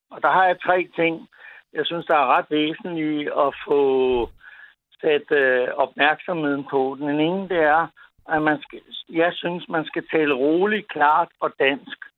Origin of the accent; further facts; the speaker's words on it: Copenhagen, Capital Region of Denmark, Denmark; Nu er jeg københavner, men